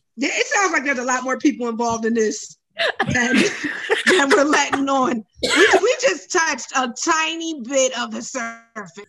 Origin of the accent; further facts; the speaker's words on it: New Jersey, United States; I'm from Jersey.